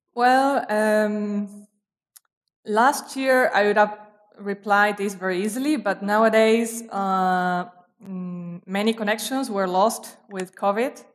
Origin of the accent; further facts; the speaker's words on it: Quilmes, Buenos Aires Province, Argentina; English is a second language; moved away as an adult; also born or lived in Brazil; I actually grew up in a city, uh, called, uh, Quilmes, which is very near Buenos Aires